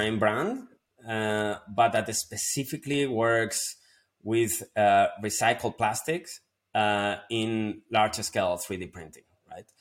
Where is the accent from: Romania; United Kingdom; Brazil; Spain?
Spain; moved away; my hometown, back in Spain